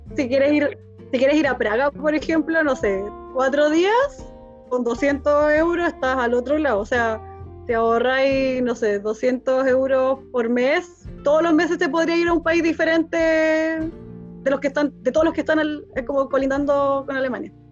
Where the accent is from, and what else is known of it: Chile; moved away as an adult; also born or lived in Germany